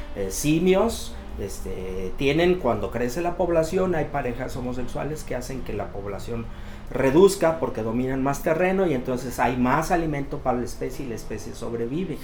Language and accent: Spanish; Mexico; soy mexicano